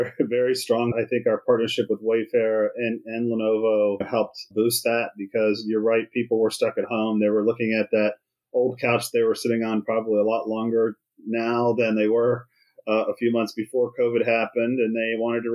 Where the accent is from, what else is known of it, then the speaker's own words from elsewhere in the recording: Maryland, United States; I was raised in Maryland, an Army